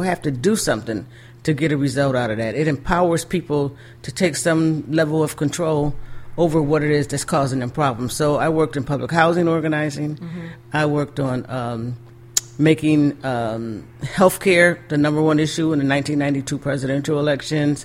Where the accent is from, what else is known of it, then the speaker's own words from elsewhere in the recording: Buffalo, New York, United States; we are from Western New York, or I am from Buffalo